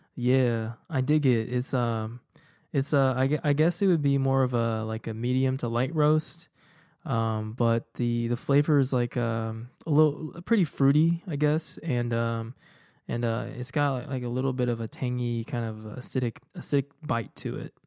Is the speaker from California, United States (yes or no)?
no; Houston, Texas, United States; moved away as an adult; also born or lived in Dallas; I was leaving my hometown for for college, like, undergrad, and then after that, I went to grad school. So, I haven't really been in Houston for, you know, going on, um, you know, like, over nine, almost ten years now